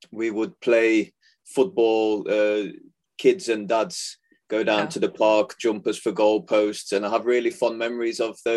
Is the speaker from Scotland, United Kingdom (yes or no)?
no; Nottingham, East Midlands, United Kingdom; now in Netherlands; English, but I've been in Holland for yeah, it must be getting on 20 years